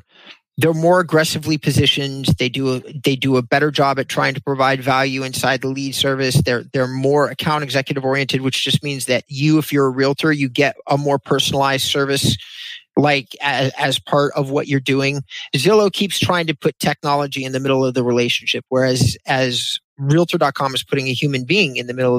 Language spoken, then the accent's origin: English; Thousand Oaks, California, United States; also born or lived in Agoura Hills, California; I grew up in Thousand Oaks and Agoura